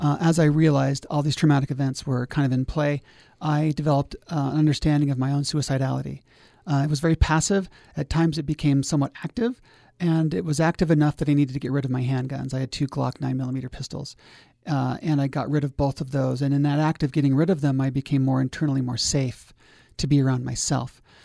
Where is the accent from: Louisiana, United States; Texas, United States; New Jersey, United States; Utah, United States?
Utah, United States; Logan; also born or lived in Tooele County, Utah; growing up in Logan, we really didn't have much, uh, interface with the lake